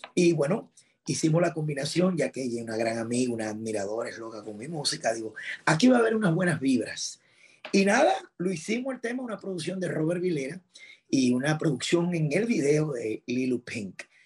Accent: Dominican Republic; estar en mi país

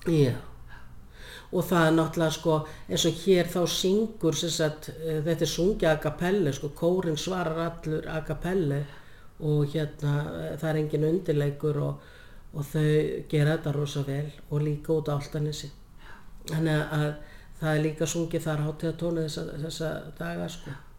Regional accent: Laufás, Eyjafjörður, Northeastern Region, Iceland; ég er alveg upp á pressetri í Laufósi Vejafjörð

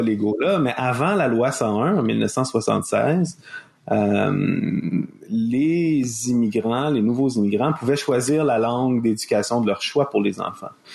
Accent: Montreal, Quebec, Canada; born or raised there

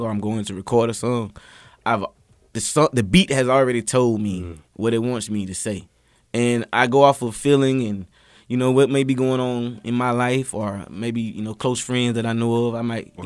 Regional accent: Quincy, Florida, United States; moved away; I'm from Quincy, Florida

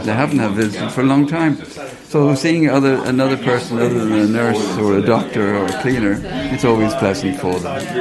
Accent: Ireland; accent: Irish; moved away; I'm Irish, as you can gather from my accent.

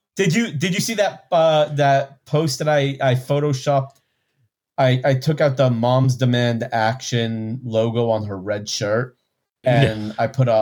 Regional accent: Texas, United States; I'm from Texas.

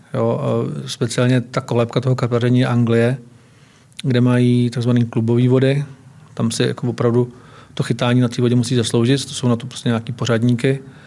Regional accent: Hronov, Hradec Králové Region, Czechia; also born or lived in Náchod; já jsem se narodil ve východních Čechách, v Náchodě. A žil jsem v Hronově

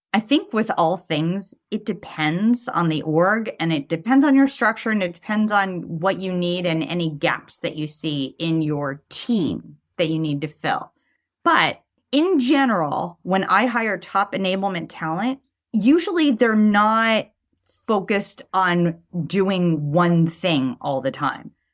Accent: Los Angeles, California, United States; accent: Valley Girl; I grew up in Sherman Oaks

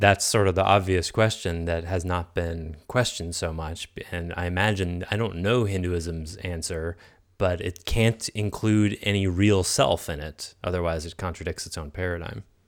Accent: Concord, Massachusetts, United States; I grew up in Concord, Massachusetts, where Thoreau's Pond, Walden Pond was about a mile from where I grew up.

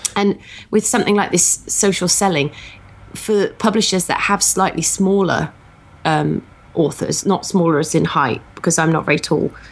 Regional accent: United Kingdom; I'm very British

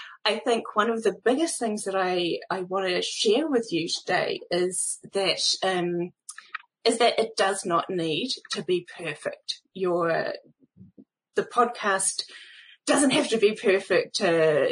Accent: New Zealand; I am a Kiwi podcaster

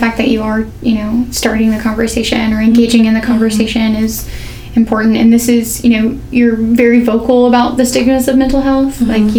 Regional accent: Arkansas, United States; Yeah, I'm from Central Arkansas, and just in the last 10 years, I think I've seen the shift in the conversation of mental health.

